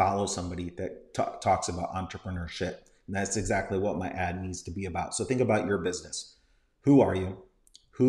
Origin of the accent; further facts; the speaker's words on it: Tampa, Florida, United States; Tampa, Florida is where I'm from.